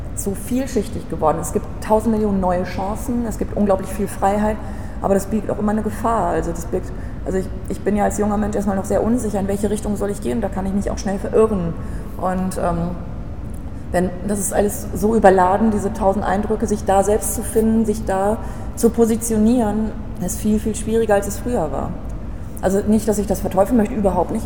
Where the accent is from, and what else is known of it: Altenbeken, North Rhine-Westphalia, Germany; also born or lived in Paderborn; now in Berlin, Germany